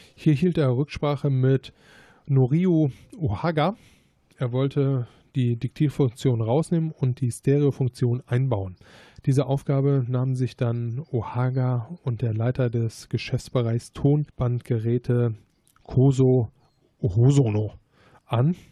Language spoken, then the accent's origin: German; Gladbach, North Rhine-Westphalia, Germany; zu dem Zeitpunkt bin ich halt noch in Gladbach zur Schule gegangen